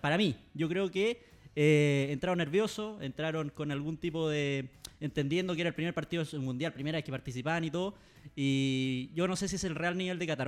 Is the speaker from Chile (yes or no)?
yes; Chile; Como chileno